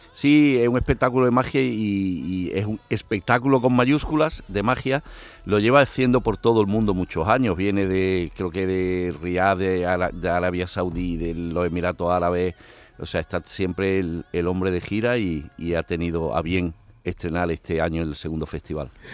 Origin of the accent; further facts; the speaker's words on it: Andalusia, Spain; somos andaluces